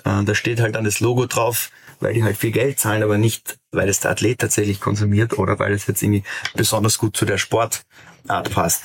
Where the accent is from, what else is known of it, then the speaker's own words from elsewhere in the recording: Austria; als Österreicher